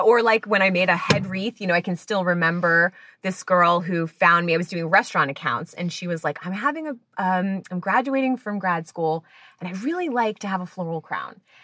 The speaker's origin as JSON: {"language": "English", "region": "New Jersey", "country": "United States", "moved": "yes", "said": "I'm from New Jersey originally, so of course you go to the mall to get a job"}